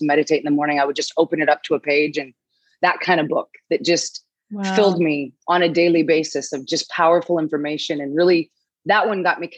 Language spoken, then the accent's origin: English; Los Angeles, California, United States; moved away as an adult; now in Playa del Carmen, Mexico; I'm originally from Los Angeles, but I moved to Mexico 12 years ago